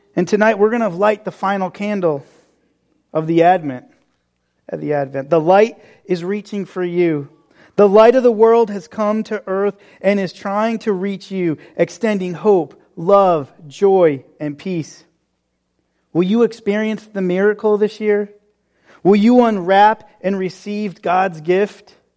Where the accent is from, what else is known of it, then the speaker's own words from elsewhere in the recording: New England, United States; growing up in New England